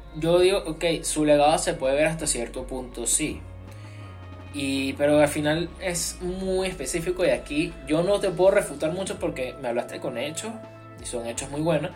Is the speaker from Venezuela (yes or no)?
yes; Venezuela; siendo venezolano